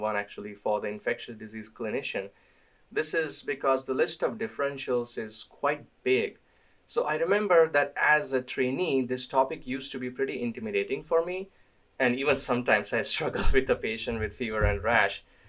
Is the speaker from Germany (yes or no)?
no; India; moved away; I grew up in India